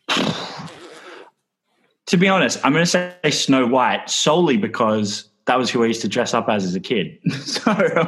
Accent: London, United Kingdom; I grew up in London

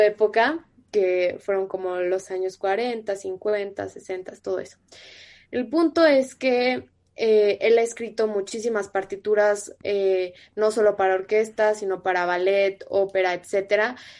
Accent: Sonora, Mexico; moved away; also born or lived in Mexico City; yo soy de Sonora, y a nosotros desde primaria nos enseñan de que los seris, los yaquis, los mayos

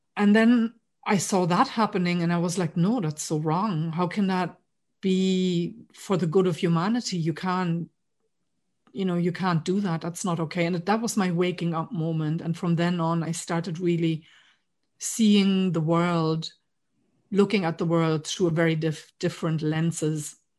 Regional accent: East Germany, Germany; moved away as an adult; now in Ireland; I grew up in East Germany. So I grew up behind the wall.

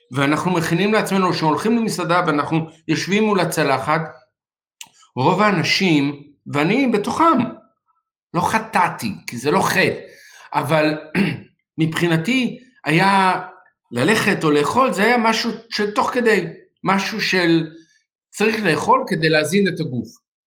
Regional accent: Israel; אצלנו בישראל

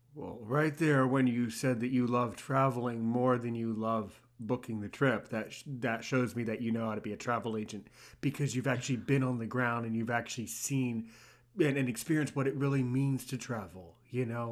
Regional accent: United States; I'm American

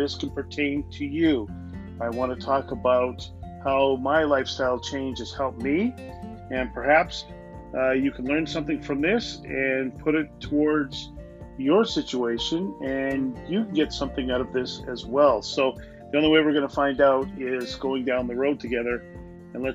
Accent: Canada; I'm a Canadian

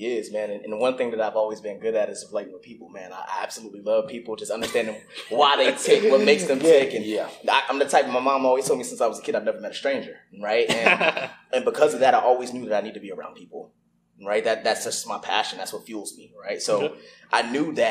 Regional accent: Newport News, Virginia, United States; moved away as an adult; also born or lived in Fort Lee, Virginia / Germany / Kentucky / Tennessee; I grew up in Newport News, Virginia, went to elementary school there, went to, you know, middle school there, went to high school there

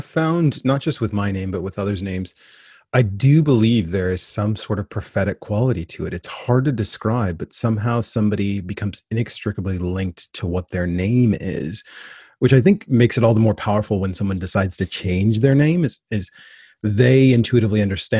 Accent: Portland, Oregon, United States; which then proceeds to have everyone ask me, where are you from? {S1} I say, right. {S0} Portland, Oregon.

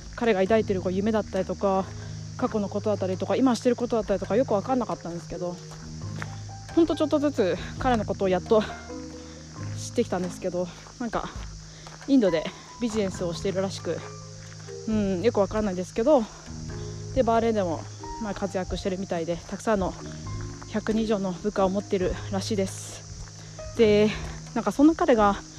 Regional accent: Iwate, Japan; moved away as an adult; also born or lived in New Zealand / Tokyo; 私、えー岩手県の出身で高校まで岩手におりまして

